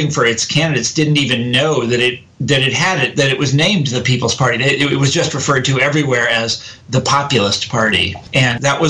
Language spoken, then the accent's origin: English; Kansas City, United States; I'm from Kansas City